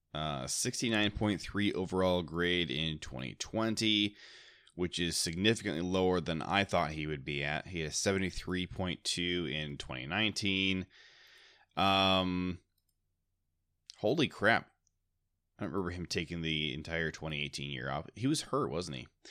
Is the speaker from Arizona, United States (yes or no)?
no; Ohio, United States; moved away; I grew up in Ohio and am very fond of the Browns for that reason